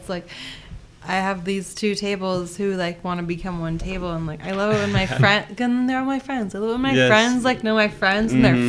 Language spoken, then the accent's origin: English; Montana, United States; moved away as an adult; now in Spokane, United States; My husband was born and raised here, and I am from Montana